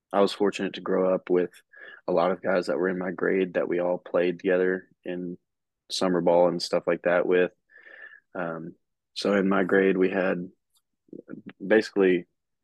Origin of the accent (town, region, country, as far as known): Waverly, Tennessee, United States; born or raised there